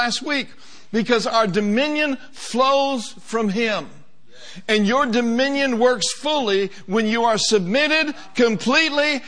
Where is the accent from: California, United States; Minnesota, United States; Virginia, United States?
Minnesota, United States; Minneapolis; I grew up in Minneapolis, Minnesota, and I was born in 1950